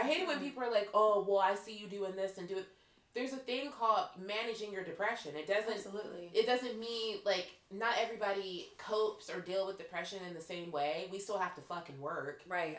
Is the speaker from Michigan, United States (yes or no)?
no; Pittsburgh, Pennsylvania, United States; accent: Pittsburgh; I'm coming from Pittsburgh. Our accent's hard as fuck